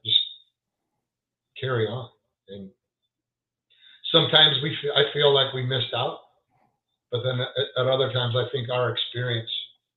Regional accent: Parkersburg, Iowa, United States; when I was growing up in Parkersburg

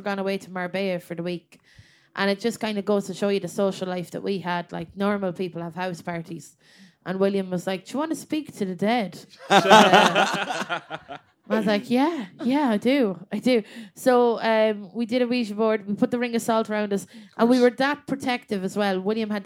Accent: Westmeath, Leinster, Ireland; I'm from Westmeath

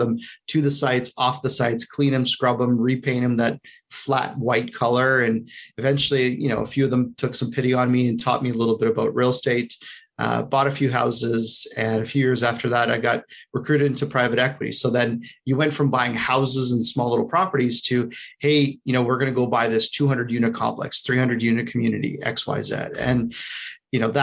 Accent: Canada; moved away as an adult; also born or lived in United States; I'm a Canadian hiding out in the U.S. for a good portion of the year.

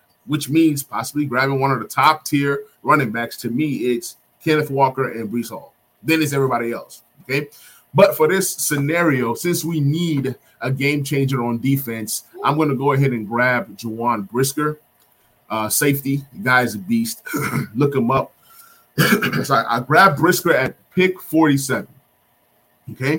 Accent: Nigeria; I'm Nigerian.

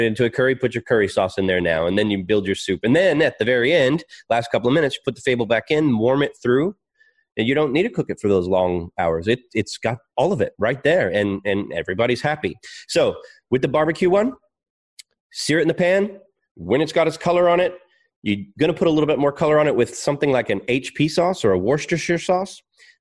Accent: Texas, United States; also born or lived in Melbourne, Australia; now in Australia; I'm Texan

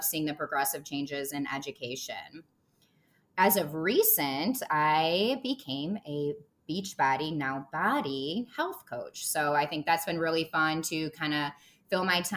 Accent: Michigan, United States; also born or lived in Chicago, Illinois; now in Chicago suburbs, United States; I am born and raised in Michigan, and I live in the suburbs of Chicago, Illinois

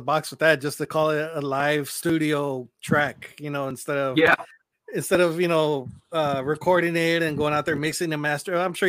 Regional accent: Houston, Texas, United States; now in Cotulla, United States; I'm from Houston

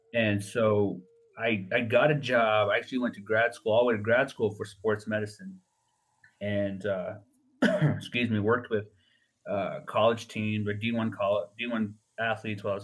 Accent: Navajo Nation, United States; when I was younger, growing up on the Navajo Nation

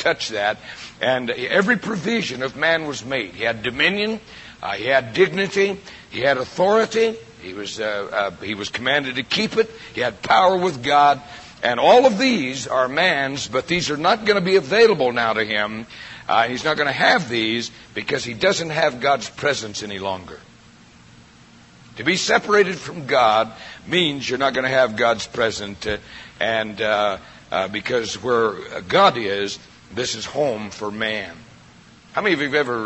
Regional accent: Prescott, Arizona, United States; moved away as an adult; been out of Prescott in my entire life.

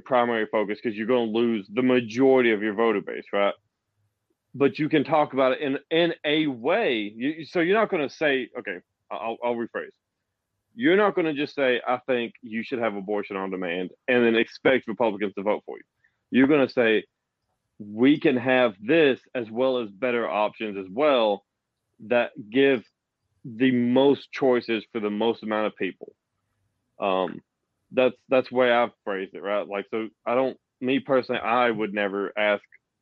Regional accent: the South, United States; accent: Southern; I am from the South and sound from the South

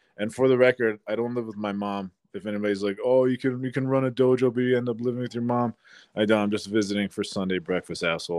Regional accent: United States; Born and raised in America.

